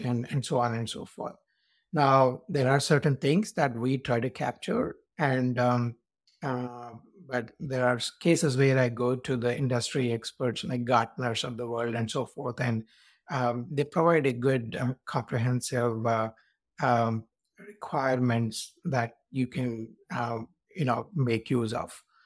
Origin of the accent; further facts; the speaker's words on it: India; moved away as an adult; now in United States; I was born in India, and then I came to U S for my master's